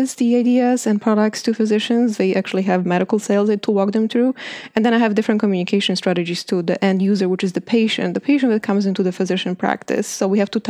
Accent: Poland; moved away; I grew up in Poland

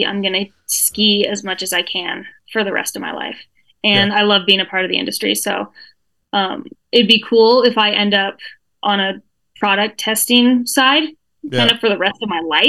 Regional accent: Sun Valley, Idaho, United States; also born or lived in Salt Lake City, Utah; So born and raised in Sun Valley. I left for 12 years.

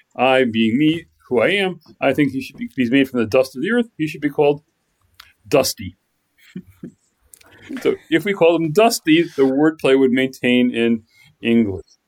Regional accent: Minnesota, United States; growing up in Minnesota

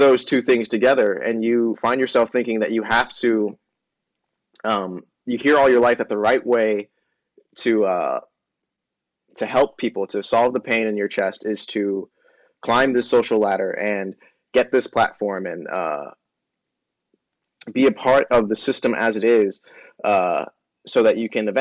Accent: Austin, Texas, United States; I grew up in South Austin

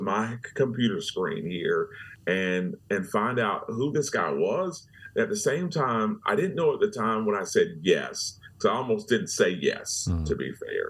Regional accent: Orlando, Florida, United States; I was born and raised in Orlando, Florida, not Texas

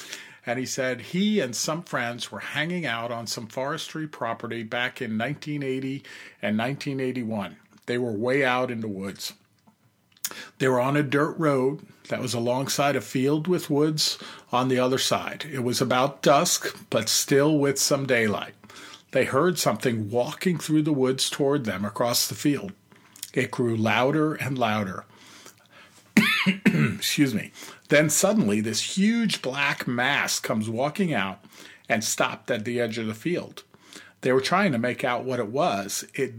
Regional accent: New York, United States; moved away as an adult; also born or lived in Pacific Northwest / Arizona; we're both born and raised in New York, out on Long Island. And I, because of my career, ended up just moving away many years ago and living in all different parts around the U.S., you know, in the Pacific Northwest, which I love, and also in Arizona

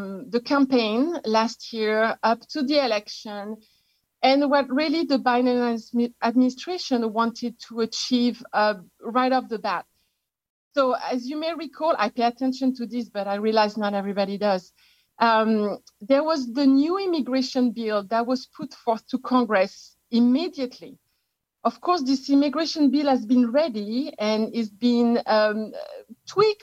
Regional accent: France; accent: French; English is a second language; moved away as an adult; now in United States; I am actually an expatriate from France. You can tell from my accent. I've been living in the US for 27 years

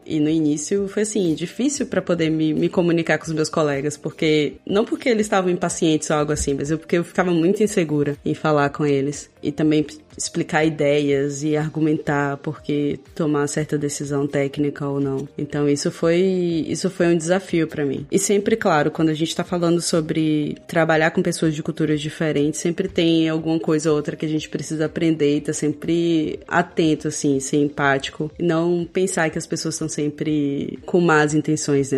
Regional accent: Feira de Santana, Bahia, Brazil; also born or lived in Belo Horizonte; now in Berlin, Germany; eu cresci em Feira de Santana

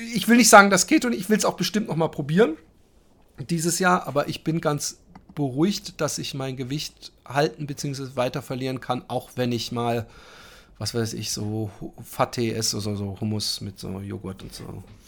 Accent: Netherlands; Als als als äh, Holländer und Flachläufer

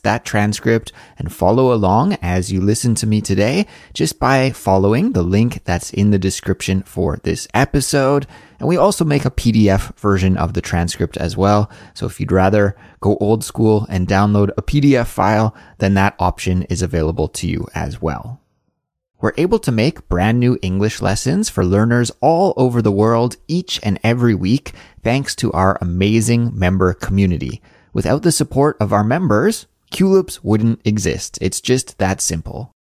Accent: Canada; now in South Korea; a Canadian living in South Korea

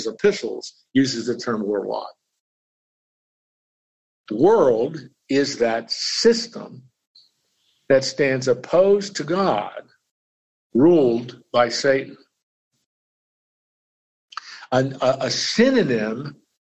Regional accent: Lancaster County, Pennsylvania, United States; I grew up in Lancaster County, Pennsylvania.

